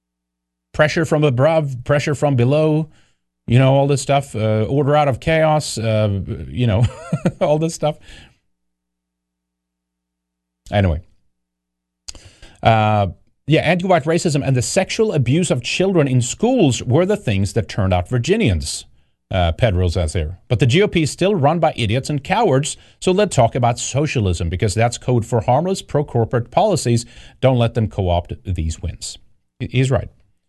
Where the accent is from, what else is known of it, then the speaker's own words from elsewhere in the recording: Sweden; I don't like socialism either. I grew up under that in Sweden.